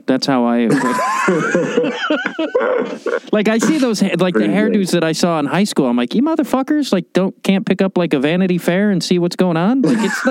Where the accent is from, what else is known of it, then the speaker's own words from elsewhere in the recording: Illinois, United States; moved away; also born or lived in Chicago; I'm from Illinois.